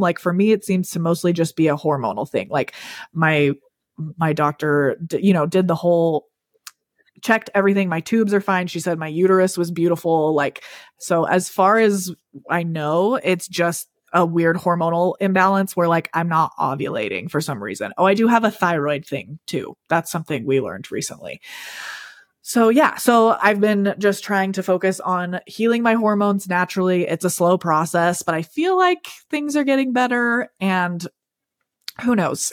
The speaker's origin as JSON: {"language": "English", "town": "Salt Lake City", "region": "Utah", "country": "United States", "tie": "born or raised there", "said": "am from Utah, born and raised in, like, the Salt Lake City-ish area. Um, and that's where we still live"}